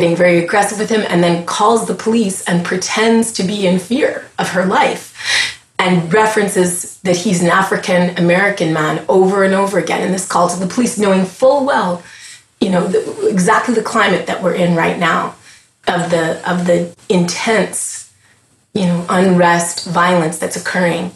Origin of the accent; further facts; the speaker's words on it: Montreal, Quebec, Canada; moved away as an adult; now in United States; I'm a Scottish Grenadian Canadian who was born in Montreal, Quebec, Canada, in the early, you know, 1979, 1980. So I lived through some interesting times there in Quebec